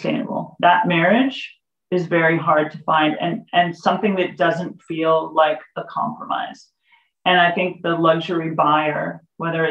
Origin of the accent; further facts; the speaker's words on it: California, United States; moved away; I'm originally from California